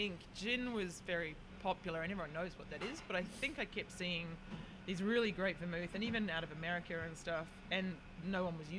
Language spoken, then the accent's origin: English; Auckland, New Zealand; moved away as an adult; now in Sydney, Australia; I am an Auckland girl, although I probably wouldn't call myself an Auckland girl now.